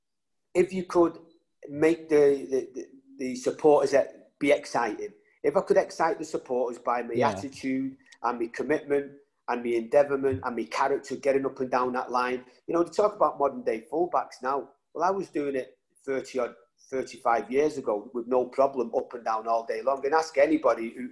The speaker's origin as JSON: {"language": "English", "town": "Salford", "region": "North West England", "country": "United Kingdom", "tie": "born or raised there", "also_born_or_lived": "Ireland", "said": "I was brought up, you know, in between England and Ireland. And growing up in Salford, it was a big red area."}